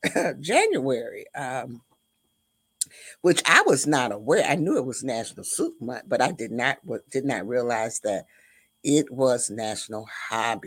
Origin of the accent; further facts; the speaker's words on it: the South, United States; I was raised in the South